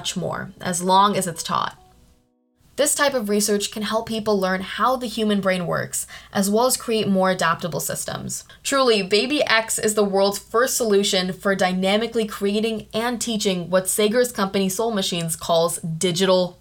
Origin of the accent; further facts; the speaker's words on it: India; I'm from India